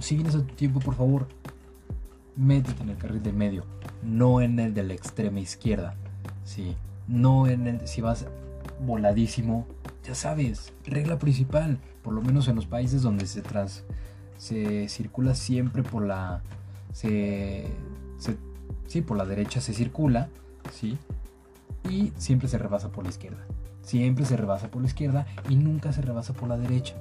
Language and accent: Spanish; Mexico; nosotros como mexicanos